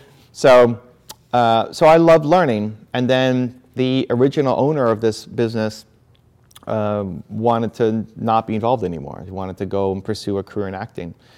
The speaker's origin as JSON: {"language": "English", "country": "Canada", "tie": "born or raised there", "said": "I was born in Canada"}